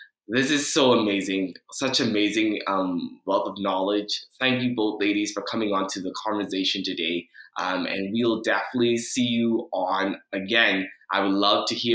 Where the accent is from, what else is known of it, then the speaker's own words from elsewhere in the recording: Bahamas; moved away; I come from a family growing up in the Bahamas